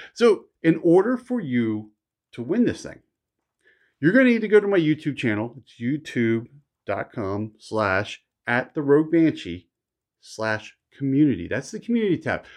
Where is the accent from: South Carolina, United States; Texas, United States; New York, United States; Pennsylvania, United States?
Pennsylvania, United States; Philadelphia; I grew up in Philly.